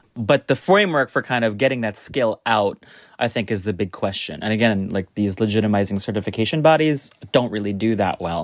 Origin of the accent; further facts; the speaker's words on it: United States; now in New York, United States; I, as an American sommelier